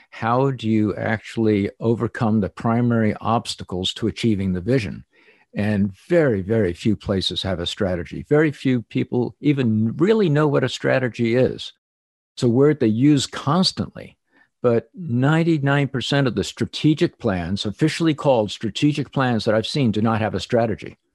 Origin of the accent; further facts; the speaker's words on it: New Jersey, United States; I grew up in New Jersey